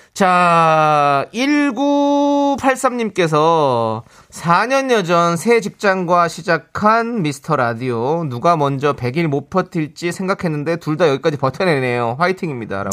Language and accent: Korean; Incheon, South Korea; 저는 그냥 인천 출신입니다.